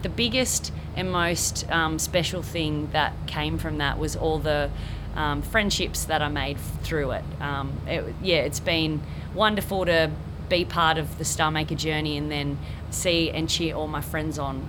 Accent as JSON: {"language": "English", "town": "Quirindi", "region": "New South Wales", "country": "Australia", "tie": "born or raised there", "also_born_or_lived": "Tamworth", "lives_now": "Coffs Harbour, Australia", "said": "I grew up down in Quirindi, just about 45 minutes away from Tamworth"}